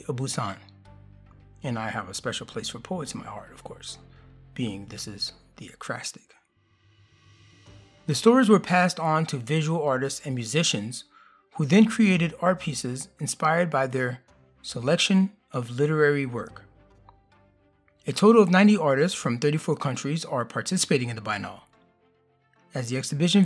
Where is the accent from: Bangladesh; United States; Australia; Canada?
United States; Miami, Florida; moved away; I grew up in Miami